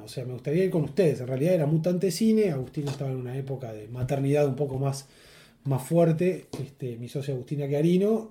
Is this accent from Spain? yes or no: no; Uruguay; En Uruguay estamos limitados